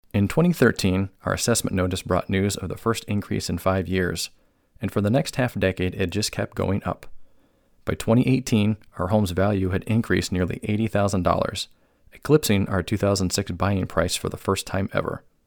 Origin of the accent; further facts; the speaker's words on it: Cuyahoga Falls, Ohio, United States; moved away as an adult; also born or lived in New Hampshire / Boise, Idaho; I was born and raised in Northeast Ohio